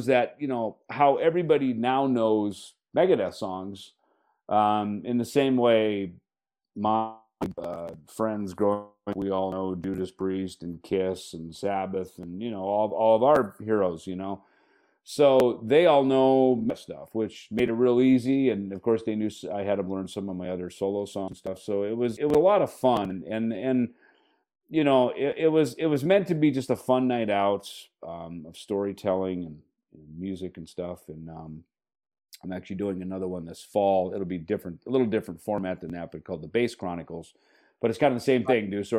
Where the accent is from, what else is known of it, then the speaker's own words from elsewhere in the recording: Minnesota, United States; I'd played it in bands growing up in Minnesota as a teenager.